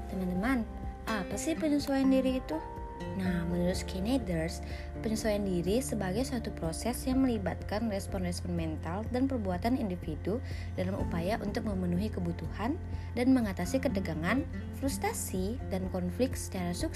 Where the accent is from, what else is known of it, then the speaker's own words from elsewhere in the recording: Kalimantan, Indonesia; now in Bandung, Indonesia; aku dari Kalimantan yang otomatis lingkungannya hampir 100% berbeda dengan lingkungan Bandung dimana lingkungan Kalimantan itu orangnya agak-agak kasar ya ngomong aja agak-agak keras gitu